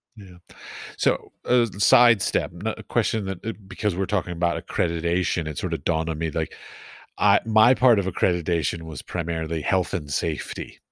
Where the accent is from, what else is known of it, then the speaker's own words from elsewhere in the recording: Arlington, Virginia, United States; I grew up in Arlington.